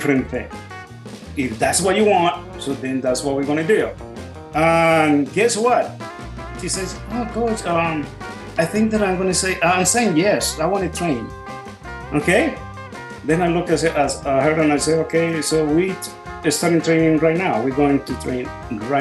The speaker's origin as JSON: {"language": "English", "country": "Colombia", "moved": "yes", "said": "I'm from originally from Colombia"}